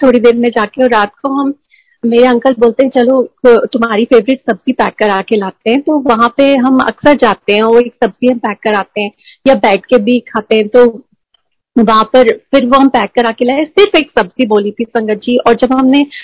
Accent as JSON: {"language": "Hindi", "town": "Jabalpur", "region": "Madhya Pradesh", "country": "India", "tie": "born or raised there", "moved": "yes", "said": "मेरे home town Jabalpur में"}